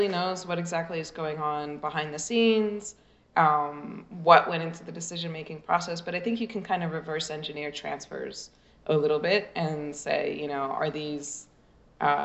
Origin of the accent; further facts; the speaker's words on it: United States; I'm American